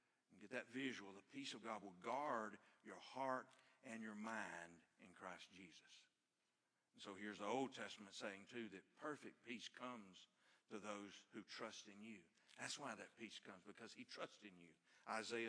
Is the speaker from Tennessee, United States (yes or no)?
no; Ivalee, Alabama, United States; I grew up out in Ivalee, Alabama, in the country